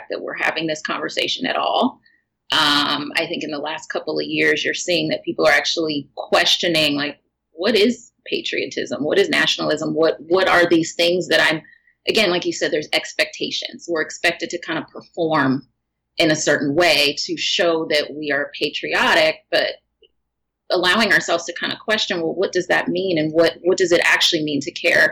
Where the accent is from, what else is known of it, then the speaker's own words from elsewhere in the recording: United States; I was born in America